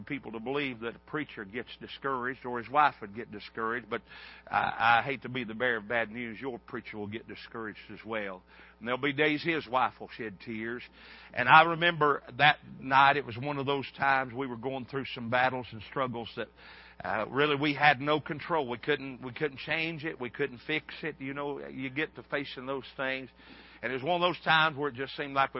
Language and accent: English; United States; a hillbilly from the mountains